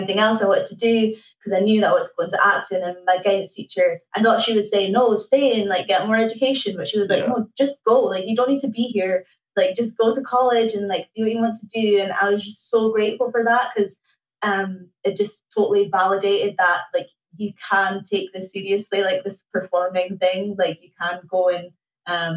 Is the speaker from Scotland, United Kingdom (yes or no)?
yes; Aberdeen, Scotland, United Kingdom; I grew up in Cove Bay